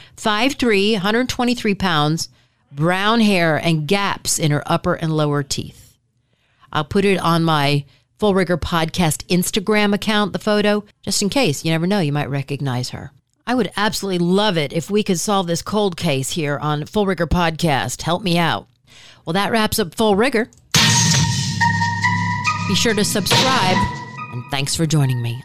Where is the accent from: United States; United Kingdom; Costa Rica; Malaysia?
United States; Michigan; moved away; also born or lived in Palm Beach, Florida; I'm from Michigan